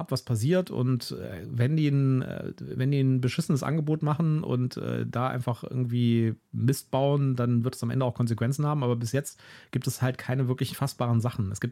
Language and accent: German; Germany; als Deutscher irgendwie ein bisschen aufgeschmissen